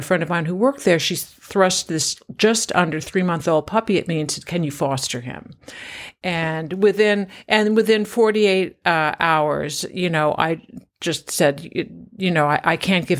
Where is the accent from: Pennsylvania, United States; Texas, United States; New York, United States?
New York, United States; now in Kentucky, United States; I was born in New York City and grew up about an hour outside of New York